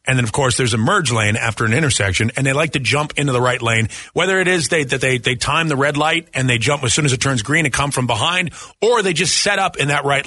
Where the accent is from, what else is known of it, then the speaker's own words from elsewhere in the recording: New England, United States; moved away; I grew up in New England